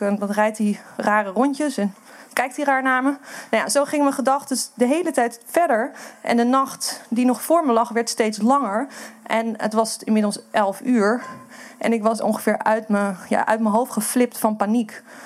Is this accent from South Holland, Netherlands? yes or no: no; Amsterdam, North Holland, Netherlands; ik kom uit Amsterdam